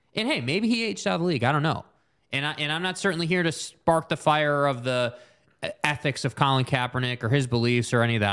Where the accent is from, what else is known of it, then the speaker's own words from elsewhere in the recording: United States; that's part of being an American